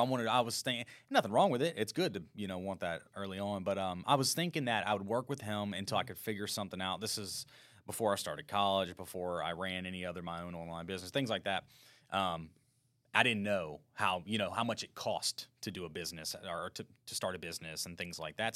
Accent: Baton Rouge, Louisiana, United States; also born or lived in Denham Springs, Louisiana; born in Baton Rouge, Louisiana, and I was raised predominantly in Baton Rouge and kind of the Denham Springs area

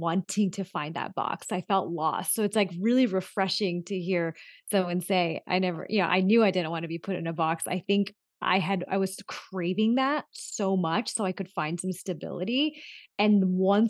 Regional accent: Southern California, United States; also born or lived in Los Angeles; I was a first generation born and raised in Southern California. And I grew up in a really small town, and it was mostly whites and some Hispanics. And then I moved to LA when I was 15

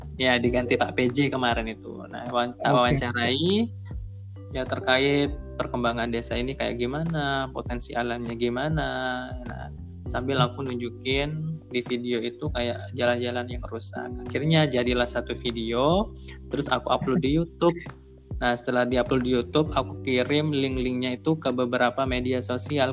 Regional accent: Probolinggo, East Java, Indonesia; moved away as an adult; now in Surabaya, Indonesia; desaku desa Telogosari kecamatan Tiris Kabupaten Probolinggo

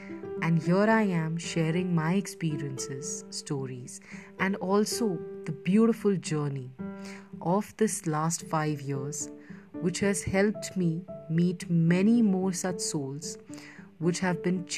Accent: India; I'm from India, as in Bharat, the land of Shiva, the land of Ganga, and also the land of Ganja.

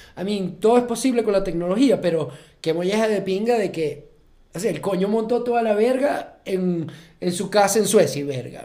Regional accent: Maracaibo, Zulia, Venezuela; Nosotros somos, no somos críticos de cine, sino somos maracuchos

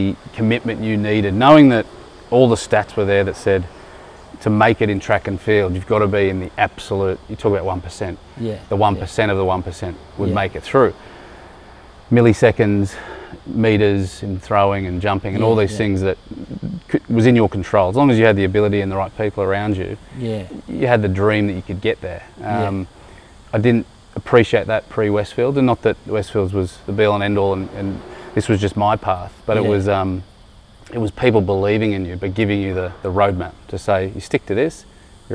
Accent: Sydney, New South Wales, Australia; also born or lived in Kellyville / Baulkham Hills; I grew up in Quakers Hill

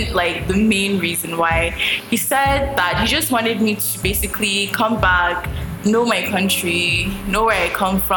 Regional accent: United States; now in Nigeria; I actually grew up not in Nigeria. I grew up in the United States

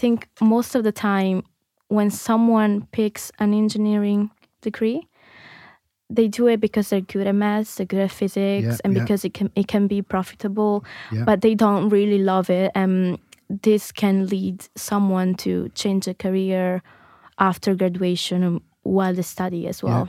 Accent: Italy; moved away; also born or lived in Mozambique; I'm from Italy, but I'm from Mozambique as well

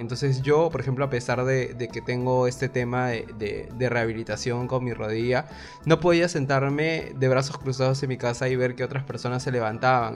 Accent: Peru; como peruanos

